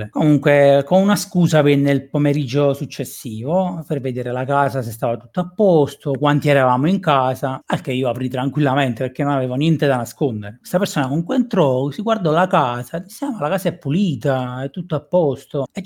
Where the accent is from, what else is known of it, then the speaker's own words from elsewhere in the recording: Caserta, Campania, Italy; Perché tu devi sapere che chiunque che è della provincia anche dicono tutti quanti che sono napoletani. Beh, sia sì, chiaro, con questo non voglio dire che da noi sono tutti santi, è tutt'altro.